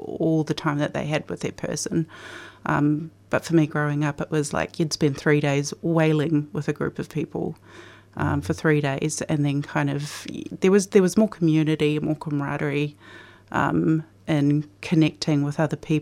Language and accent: English; New Zealand; moved away as an adult; now in Australia; I grew up in New Zealand